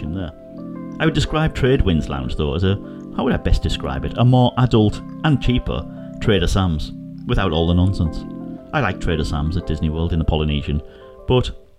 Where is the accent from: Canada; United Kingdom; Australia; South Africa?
United Kingdom; I'm British